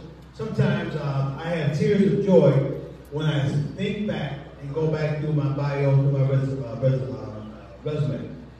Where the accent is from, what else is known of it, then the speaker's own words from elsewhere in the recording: Dayton, Ohio, United States; also born or lived in Clinton, Alabama; I was born in Clinton, Alabama. My parents moved to Dayton when I was 2 months old.